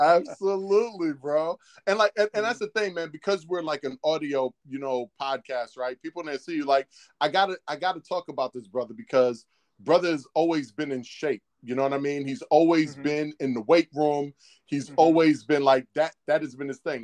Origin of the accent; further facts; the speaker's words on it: New York City, New York, United States; growing up in Harlem